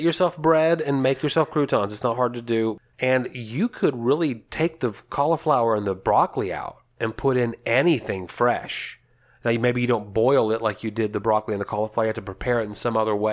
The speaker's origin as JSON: {"language": "English", "region": "Texas", "country": "United States", "said": "we're from Texas"}